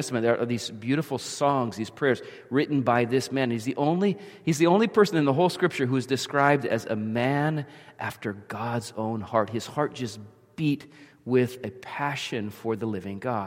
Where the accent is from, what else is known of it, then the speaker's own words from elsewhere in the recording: near the Jersey Shore, central New Jersey, United States; I grew up in New Jersey, central New Jersey, down near the Jersey Shore